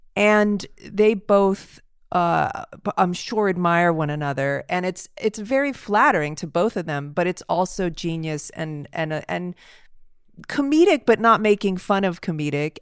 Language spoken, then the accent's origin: English; Los Angeles, California, United States; I grew up near Beechwood up in the Hollywood Hills, in the foothills of Hollywood Hills